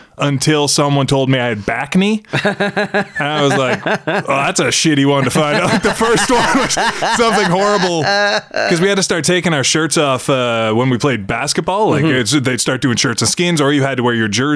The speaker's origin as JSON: {"language": "English", "town": "Lower Sackville", "region": "Nova Scotia", "country": "Canada", "tie": "born or raised there", "also_born_or_lived": "Moncton, New Brunswick", "said": "we moved to Lower Sackville, Nova Scotia, which is like the Scarborough of Halifax"}